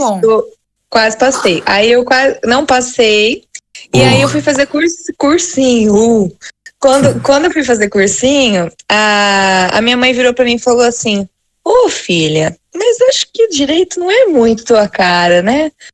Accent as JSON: {"language": "Portuguese", "town": "Monte Alto", "region": "São Paulo", "country": "Brazil", "said": "Eu sou de Monte Alto, tá, gente? Cidade pequena aqui do interior."}